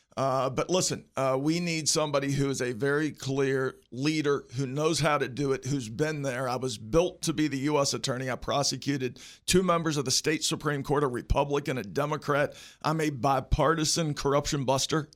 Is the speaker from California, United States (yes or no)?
no; Morgantown, West Virginia, United States; also born or lived in Barbour County, West Virginia; now in Charleston, United States; I'm originally from Barber County, raised in Morgantown